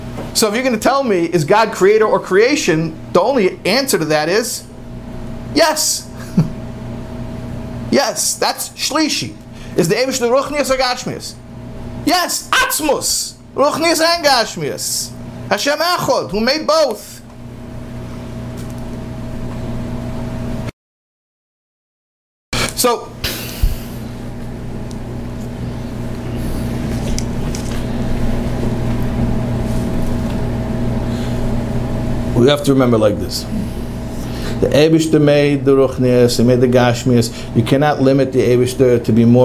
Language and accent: English; United States; I'm an American.